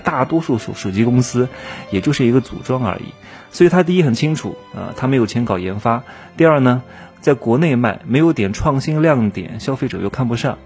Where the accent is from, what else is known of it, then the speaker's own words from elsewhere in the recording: China; 我也是中国的男人